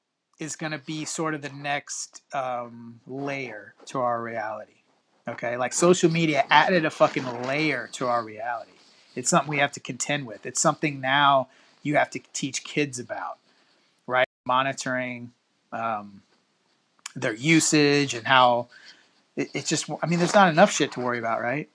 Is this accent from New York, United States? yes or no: no; Texas, United States; also born or lived in Cypress, Houston area; I always like to meet fellow Texans